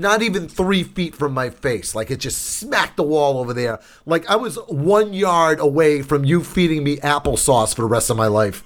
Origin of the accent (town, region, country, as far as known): New Bedford, Massachusetts, United States; born or raised there